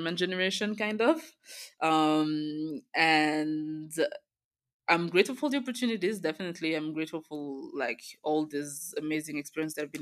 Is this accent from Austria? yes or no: no; Belgium; moved away as an adult; also born or lived in Rwanda; now in Kigali, Rwanda; I was born in Rwanda and we moved to Belgium when I was a baby. I grew up in Belgium